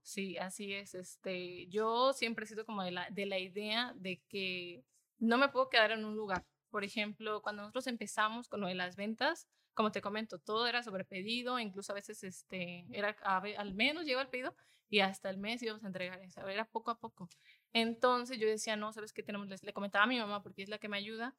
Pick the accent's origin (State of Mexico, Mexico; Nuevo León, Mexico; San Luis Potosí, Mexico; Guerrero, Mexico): Guerrero, Mexico; Iguala; nosotros somos de Iguala de la Independencia, somos originarias de allá